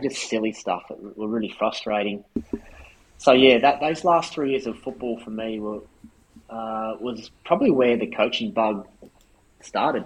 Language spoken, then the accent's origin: English; Brisbane, Queensland, Australia; moved away; also born or lived in Adelaide; I grew up in Brisbane.